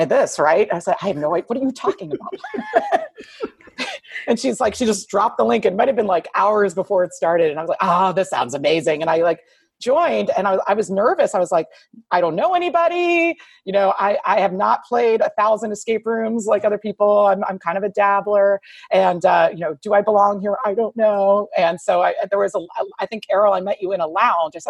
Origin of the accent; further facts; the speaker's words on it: Houston, Texas, United States; I am from Houston